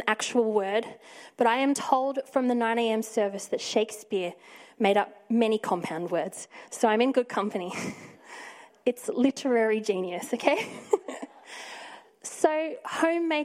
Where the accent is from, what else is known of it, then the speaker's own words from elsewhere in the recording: Victoria, Australia; now in Sydney, Australia; I'm originally from Victoria